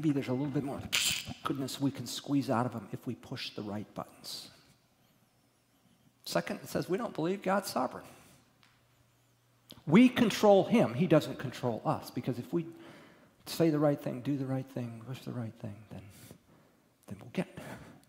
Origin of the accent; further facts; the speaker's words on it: Midwest, United States; moved away; I grew up in the Midwest, Michigan, Ohio, Indiana